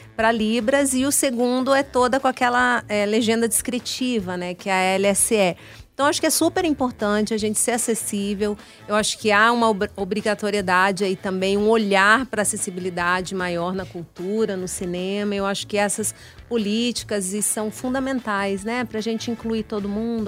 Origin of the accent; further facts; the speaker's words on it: Paraná, Brazil; now in Brasília, Brazil; Eu sou, eu sou paranaense, mas moro em Brasília, já me considero uma brasiliense